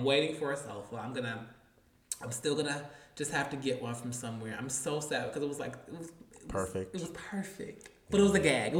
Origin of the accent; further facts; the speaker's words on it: Atlanta, Georgia, United States; And when I tell you, we're from Atlanta.